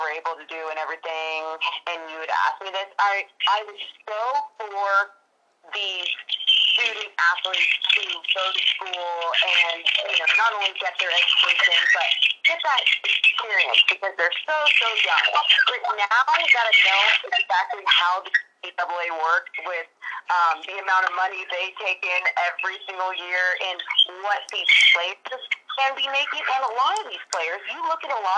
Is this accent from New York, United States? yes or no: no; California, United States; We were raised in California, and we grew up as Sacramento Kings fans